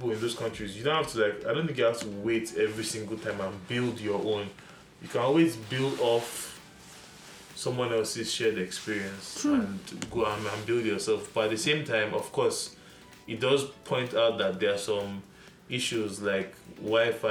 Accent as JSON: {"language": "English", "region": "Lagos", "country": "Nigeria", "tie": "born or raised there", "said": "the biggest grocery store I saw growing up in Lagos was Pack and Shop"}